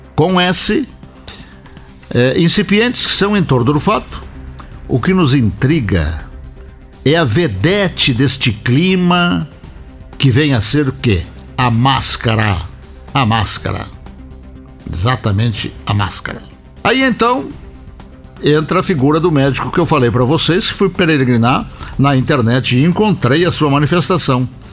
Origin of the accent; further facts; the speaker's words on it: Rio Grande, Rio Grande do Sul, Brazil; moved away; no ginásio Lemo Júnior da cidade de Rio Grande, a cidade onde eu nasci